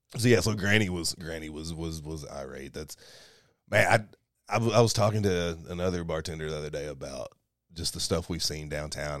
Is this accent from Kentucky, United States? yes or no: yes; Kentucky, United States; moved away; We go back to Kentucky maybe once every three months or so